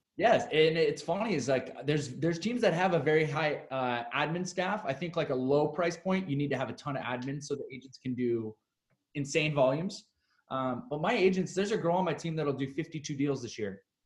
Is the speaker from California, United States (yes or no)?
no; Seattle, Washington, United States; also born or lived in Chicago; now in San Diego, United States; I'm originally from Seattle